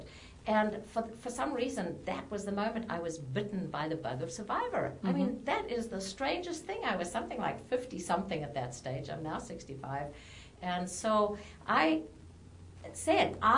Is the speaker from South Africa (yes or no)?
yes; South Africa; moved away as an adult; now in United States; I was born and raised in South Africa